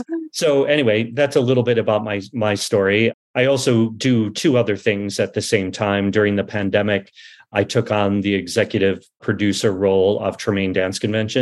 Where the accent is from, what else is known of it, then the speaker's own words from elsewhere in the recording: Chicago, Illinois, United States; moved away as an adult; now in Los Angeles, United States; I grew up in Chicago. My mom owned a dance studio, my mom and dad. I moved to Los Angeles in 1987.